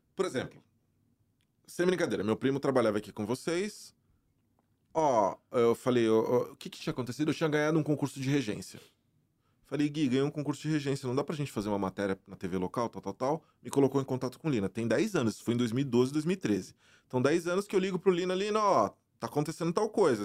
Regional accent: Brazil; moved away as an adult; also born or lived in Germany; now in United States; Eu venho do Brasil, eu venho da, da, de uma realidade onde eu não tinha

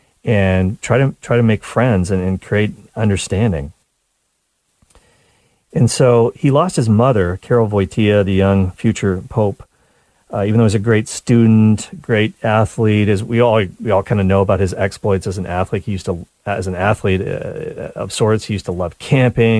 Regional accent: Nova Scotia, Canada; now in Toronto, Canada; I grew up in Nova Scotia

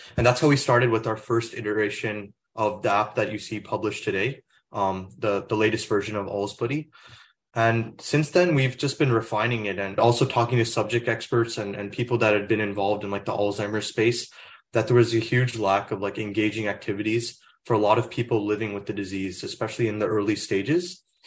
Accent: Plano, Texas, United States; moved away; I'm originally from Plano, Texas, which is in the Dallas area

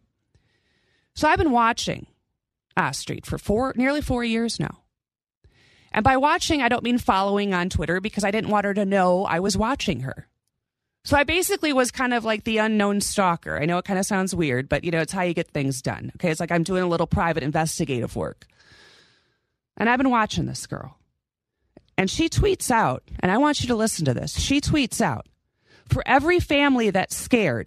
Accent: California, United States; now in Nevada, United States; growing up in California half my life

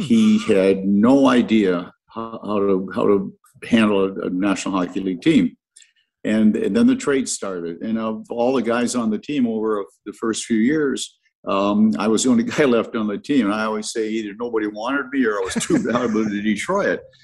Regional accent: Stratford, Ontario, Canada; as a kid growing up in Stratford

